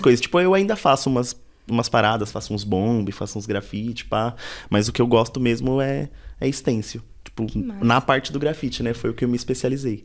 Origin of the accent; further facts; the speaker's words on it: São Paulo, Brazil; also born or lived in Parque Santo Antônio, São Paulo; nasci na Coab, nasci, fui e cresci ali mais ou menos até os 11, depois vim morar no Capão. E aí do Capão já não saí mais.